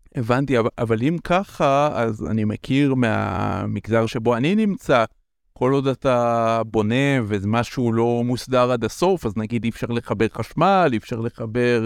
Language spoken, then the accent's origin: Hebrew; Israel; moved away; אני במקור מקיבוץ